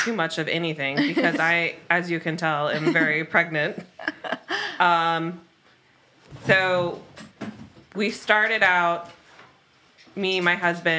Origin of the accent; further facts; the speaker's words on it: Oklahoma, United States; moved away as an adult; now in New York, United States; I'm from Oklahoma.